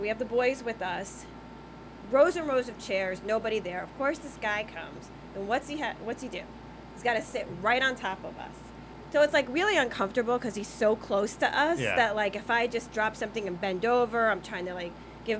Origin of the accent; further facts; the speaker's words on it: New Jersey, United States; I'm from Jersey